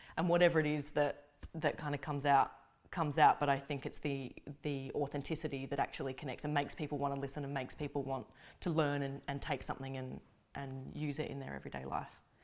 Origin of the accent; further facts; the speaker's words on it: Australia; being Australian is a very important thing for me, and I take an immense amount of pride in being able to represent my country